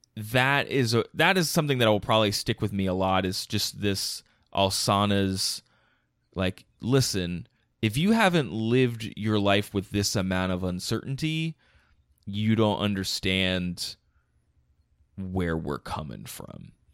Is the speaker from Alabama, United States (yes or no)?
no; outside Philadelphia, Pennsylvania, United States; also born or lived in Ohio; I'm from outside Philadelphia, Pennsylvania. Like, I have not moved around that much. I spent four years in Ohio, and that's